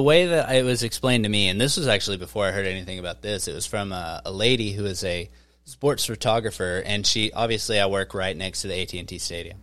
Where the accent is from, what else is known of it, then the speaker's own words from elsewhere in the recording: Wichita, Kansas, United States; I'm from Wichita. I'm from Kansas.